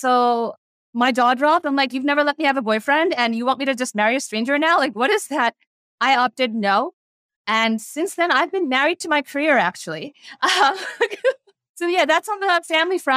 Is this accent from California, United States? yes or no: no; New Jersey, United States; I was born and raised in America, specifically New Jersey, the Garden State. My parents are from India